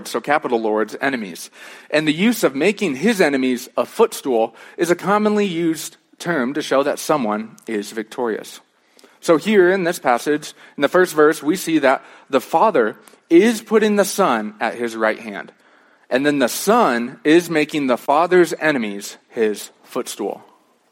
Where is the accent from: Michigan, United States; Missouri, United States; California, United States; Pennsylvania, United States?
Michigan, United States; moved away as an adult; also born or lived in Chicago; now in Colorado, United States; when I was growing up in Michigan, I was a Detroit Lions fan